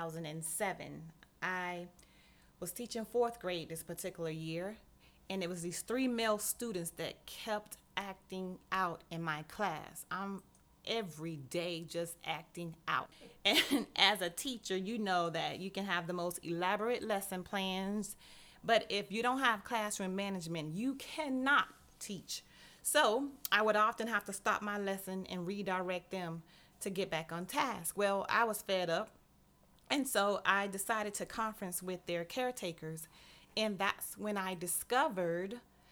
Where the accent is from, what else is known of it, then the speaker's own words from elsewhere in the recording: Miami, Florida, United States; I was born and raised in Miami, Florida